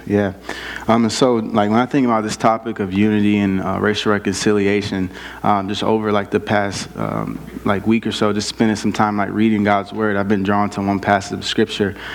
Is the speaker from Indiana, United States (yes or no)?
yes; South Bend, Indiana, United States; moved away; I grew up in South Bend, Indiana, um, inner city South Bend